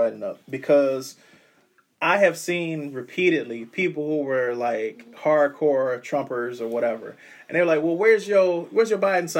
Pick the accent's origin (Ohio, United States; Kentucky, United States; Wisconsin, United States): Ohio, United States; we're from Ohio.